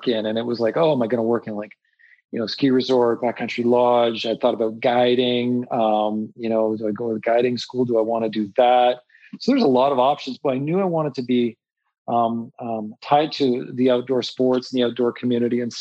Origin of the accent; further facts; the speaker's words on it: Montreal, Quebec, Canada; I grew up in Montreal and grew up in the city